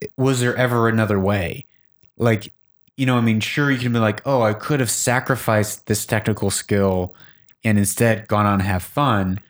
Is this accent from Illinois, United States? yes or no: yes; Chicago, Illinois, United States; Growing up in Chicago